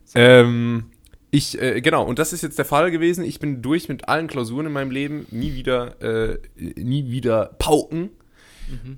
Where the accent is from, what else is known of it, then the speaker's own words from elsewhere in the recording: Rhineland-Palatinate, Germany; also born or lived in Karlsruhe; meine Identität als Pfälzer